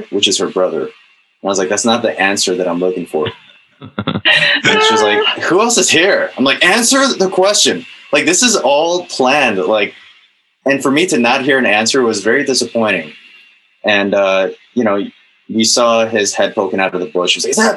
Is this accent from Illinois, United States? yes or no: yes; Chicago, Illinois, United States; I'm from Chicago